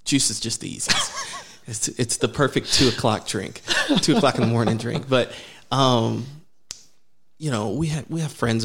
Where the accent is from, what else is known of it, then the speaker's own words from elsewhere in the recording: California, United States; moved away as an adult; now in Texas, United States; I grew up in California